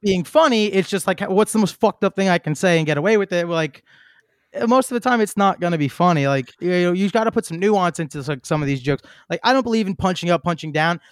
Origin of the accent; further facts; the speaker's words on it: New York City, New York, United States; I'm from Queens. Like, I know that kinda mentality that comes from there.